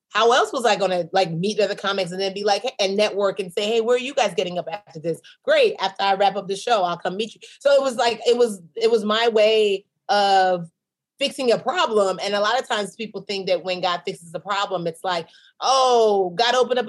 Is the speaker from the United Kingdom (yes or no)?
no; Nigeria; Because in my mind, again, I'm a Nigerian businesswoman.